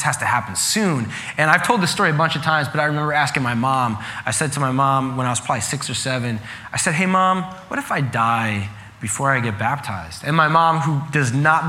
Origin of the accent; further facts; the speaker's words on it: Long Island, New York, United States; I grew up in Long Island, and most people in Long Island are Catholic.